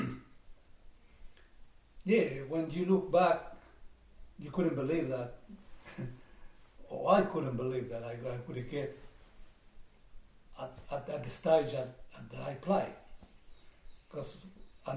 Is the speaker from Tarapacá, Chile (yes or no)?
no; La Calera, Valparaíso, Chile; also born or lived in Quillota, Chile; now in Illawarra, Australia; I was born in Chile, in a small town north of Santiago called Quillota, and then we moved into La Calera, where we live for the rest of my life in Chile